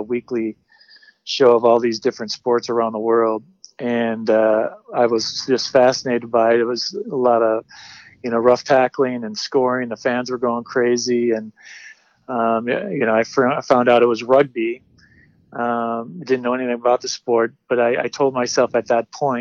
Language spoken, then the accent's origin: English; Grand Rapids, Michigan, United States; I was born in Grand Rapids, Michigan